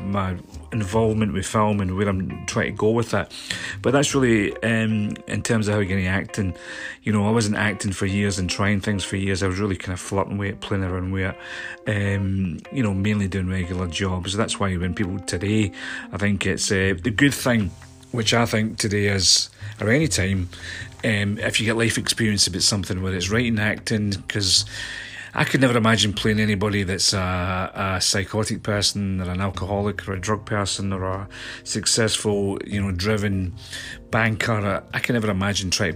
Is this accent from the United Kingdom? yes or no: yes; Scotland, United Kingdom; moved away as an adult; also born or lived in London; I came back to my hometown in Scotland